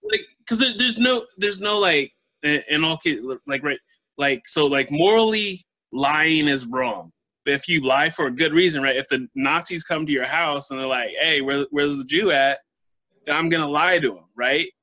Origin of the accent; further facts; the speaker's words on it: United States; being an American